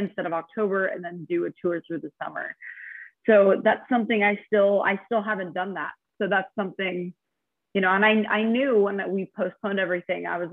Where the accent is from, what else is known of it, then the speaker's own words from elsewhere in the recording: Albuquerque, New Mexico, United States; moved away; my hometown in Albuquerque